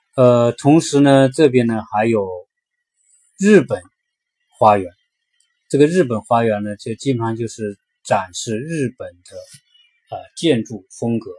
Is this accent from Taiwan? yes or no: no; China; 我们中国人